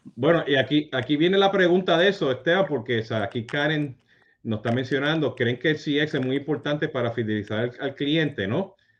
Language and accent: Spanish; Puerto Rico; also born or lived in Utah; como buen boricua